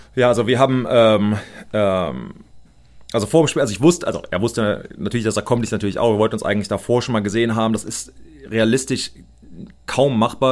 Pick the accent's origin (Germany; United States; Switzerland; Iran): United States; ich als Amerikaner